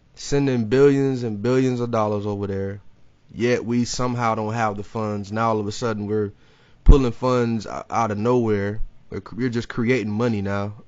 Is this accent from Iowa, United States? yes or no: no; Jacksonville, Florida, United States